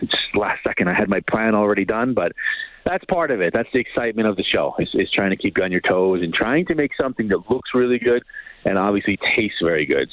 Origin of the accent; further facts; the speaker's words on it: New York City, New York, United States; moved away as an adult; now in Calgary, Canada; I grew up in around New York City and uh, moved to Canada about 18, 19 years ago, and this is home for me in Canada.